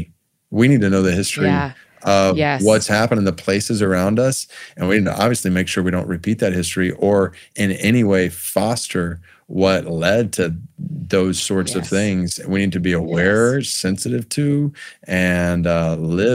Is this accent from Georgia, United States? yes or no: yes; Stone Mountain, Georgia, United States; I grew up in Stone Mountain, Georgia. That was my hometown